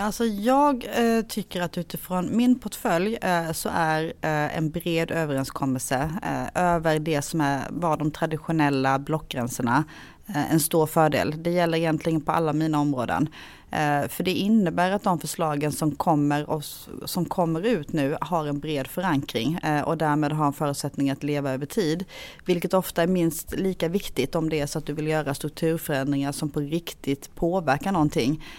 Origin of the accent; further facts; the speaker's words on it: Hylte, Halland County, Sweden; moved away as an adult; now in Halmstad, Sweden; Jag är eh, född och uppvuxen i Hylte kommun som är en kommun som ligger i Halland men på eh, gränsen till Småland